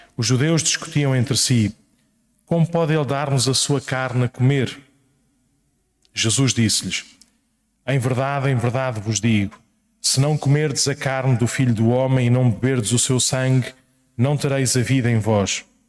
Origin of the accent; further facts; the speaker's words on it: Paço de Arcos, Lisbon, Portugal; quando voltei à minha terra natal, parece que é assim uma coisa muito longínqua, era Passo de Arcos, é ali ao lado